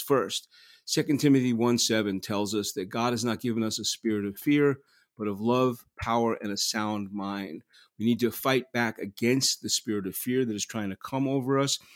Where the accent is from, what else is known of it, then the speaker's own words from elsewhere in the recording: New York City, New York, United States; also born or lived in Manhattan; I was born in Manhattan, raised in Queens. I was raised in Flushing, Queens